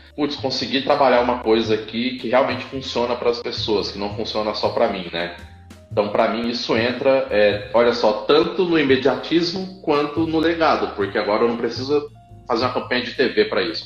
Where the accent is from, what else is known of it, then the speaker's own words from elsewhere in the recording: São Paulo, Brazil; moved away as an adult; Tô de São Paulo, voltei pra minha terra depois de muito tempo